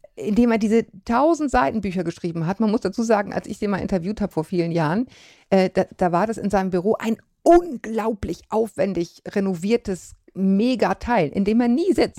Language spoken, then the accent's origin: German; Bavaria, Germany; als ich in Bayern in die Schule gegangen bin